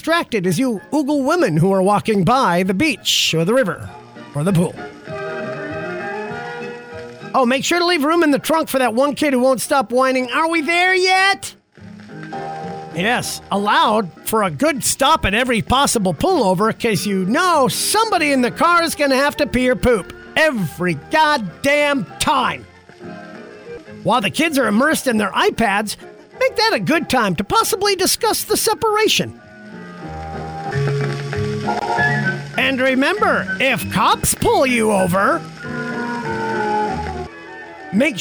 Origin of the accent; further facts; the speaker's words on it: Alaska, United States; So, growing up in Alaska